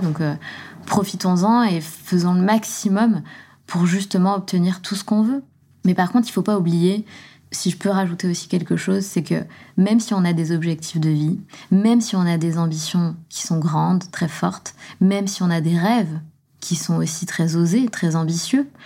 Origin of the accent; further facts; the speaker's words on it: southern France, France; also born or lived in Besançon, Bourgogne-Franche-Comté, France; je viens de Besançon. On a déménagé dans le sud de la France pour partir habiter avec mon beau-père. Donc, j'avais quoi J'avais 6 ans